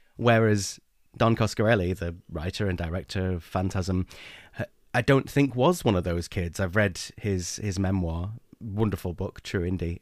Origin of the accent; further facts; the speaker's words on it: England, United Kingdom; I'm English